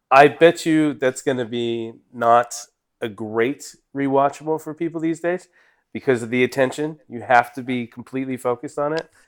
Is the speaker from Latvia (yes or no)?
no; England, United Kingdom; I'm English